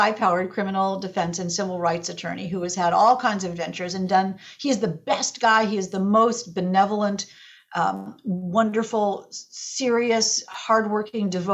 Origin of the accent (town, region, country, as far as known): Indianapolis, Indiana, United States; born or raised there; also born or lived in Chicago, Illinois